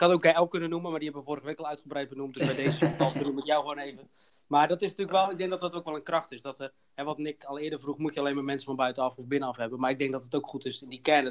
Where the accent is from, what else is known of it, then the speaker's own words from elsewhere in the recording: Hoeksche Waard, South Holland, Netherlands; ik kom zelf uit de Hoeksewaard